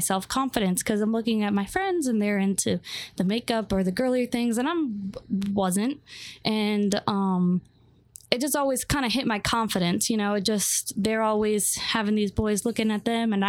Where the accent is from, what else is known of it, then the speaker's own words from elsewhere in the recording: New Hampshire, United States; moved away; also born or lived in Florida; So I'm originally from New Hampshire. That's where I was born. My parents are from there. My whole family's from New Hampshire.